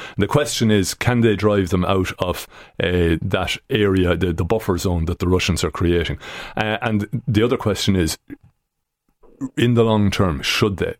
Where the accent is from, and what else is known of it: Ireland